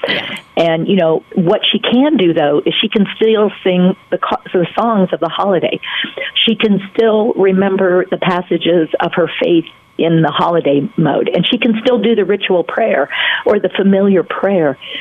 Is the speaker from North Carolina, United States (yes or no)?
yes; North Carolina, United States; I'm from North Carolina